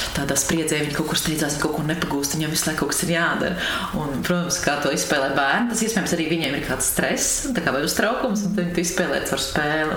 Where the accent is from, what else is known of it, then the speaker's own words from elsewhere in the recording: Langstiņi, Latvia; also born or lived in Riga / Carnikava; Es esmu dzimusi Rīgā un augusi esmu pierīgā